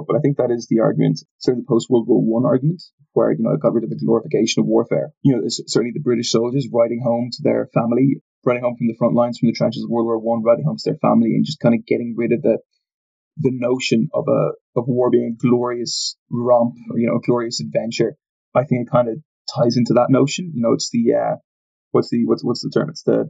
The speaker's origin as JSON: {"language": "English", "country": "Ireland", "said": "we're both Irish."}